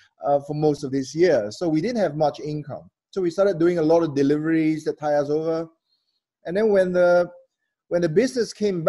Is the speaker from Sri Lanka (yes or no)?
no; Malaysia; I'm Malaysian. We have 1,000 years of culinary history here and ingredients.